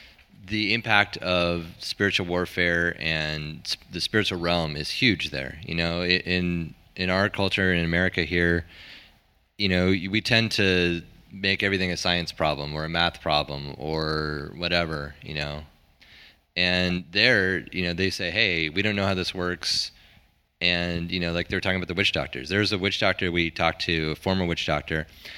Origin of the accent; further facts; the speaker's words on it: United States; as American Christians